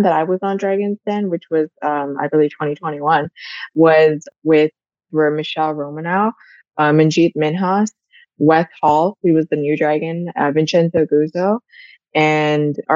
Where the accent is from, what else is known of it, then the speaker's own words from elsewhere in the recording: India; moved away; I grew up in India and I actually had my family all around me all the time.